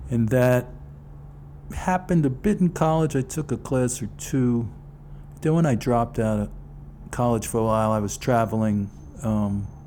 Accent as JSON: {"language": "English", "town": "New York City", "region": "New York", "country": "United States", "tie": "born or raised there"}